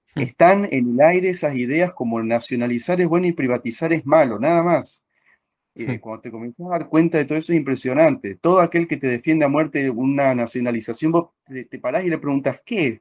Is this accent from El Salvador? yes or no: no; Argentina; somos argentinos